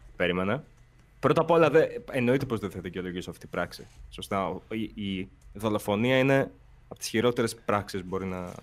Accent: Volos, Thessaly, Greece; η καταγωγή μου είναι από το Βόλο

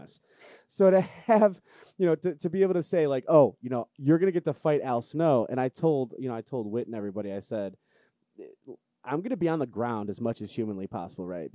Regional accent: Cleveland, Ohio, United States; I'm from Cleveland

